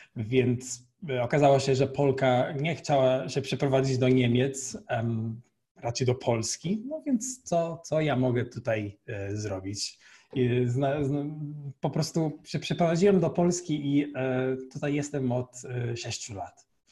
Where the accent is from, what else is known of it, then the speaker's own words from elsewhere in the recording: Portugal; Polish is a second language; moved away as an adult; now in Poland; Jestem y, z Portugalii